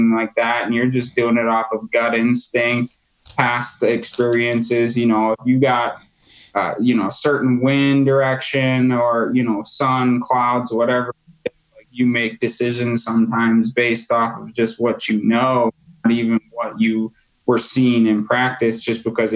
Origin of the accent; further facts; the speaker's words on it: Wisconsin, United States; growing up in Wisconsin, you know, outdoors is, you know, kind of bred into us here